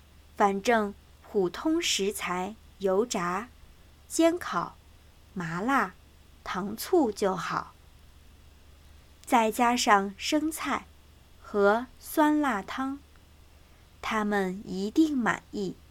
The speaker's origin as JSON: {"language": "Chinese", "region": "Southwest China", "country": "China", "tie": "born or raised there", "moved": "as an adult", "lives_now": "United States", "said": "我当然是土生土长的。中国人。"}